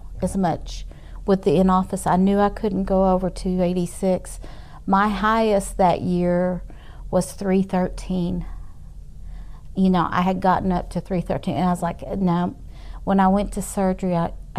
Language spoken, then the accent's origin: English; Amarillo, Texas, United States; also born or lived in Tyler, Texas / Houston, Texas; was raised here most of my life